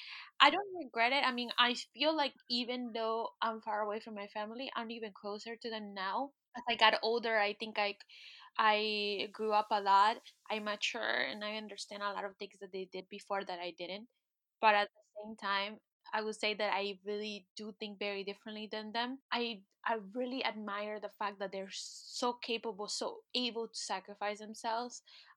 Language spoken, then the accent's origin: English; United States; And I think that that's one of the things that growing up in the States does to you. You become very much an individual.